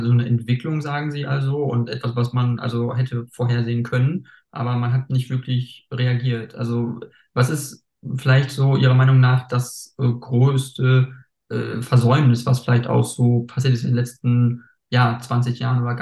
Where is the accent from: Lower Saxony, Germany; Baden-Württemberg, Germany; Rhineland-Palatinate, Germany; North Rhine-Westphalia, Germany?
North Rhine-Westphalia, Germany; eigentlich Schnee gab es schon peu à peu immer weniger, also wo ich mhm. aufgewachsen bin in NRW.